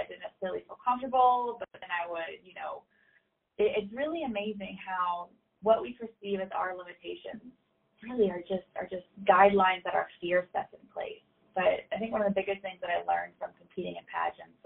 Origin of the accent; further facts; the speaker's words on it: Arkansas, United States; I was from Arkansas